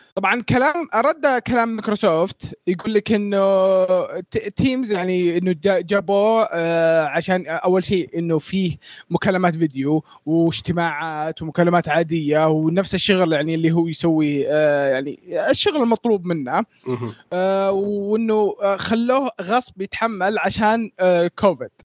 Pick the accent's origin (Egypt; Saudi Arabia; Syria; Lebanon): Saudi Arabia; عندنا في السعودية